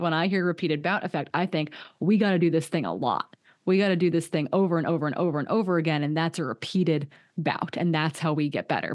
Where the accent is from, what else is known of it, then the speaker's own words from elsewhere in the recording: Hayward, Wisconsin, United States; moved away; my hometown, Hayward, Wisconsin